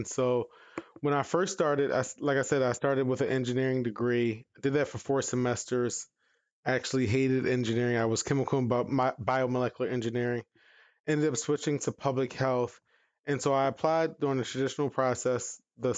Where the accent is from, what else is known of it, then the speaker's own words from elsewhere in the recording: Baltimore, Maryland, United States; moved away as an adult; now in Arizona, United States; I grew up in Baltimore